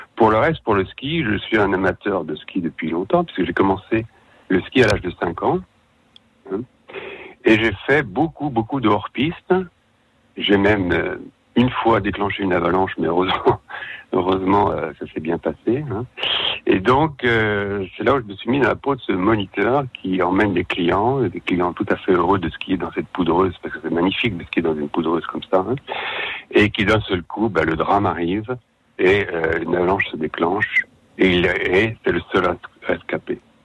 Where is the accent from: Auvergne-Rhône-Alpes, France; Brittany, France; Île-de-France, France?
Auvergne-Rhône-Alpes, France; Savoy; moved away; je suis savoyard, donc euh, une, grande partie de mon cœur est restée en Savoie